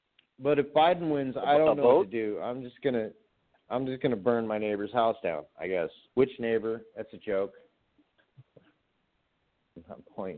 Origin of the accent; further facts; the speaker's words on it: Nevada, United States; I'm from Nevada. I grew up there. I traveled back and forth, but I always returned to Nevada, and I'm born and raised.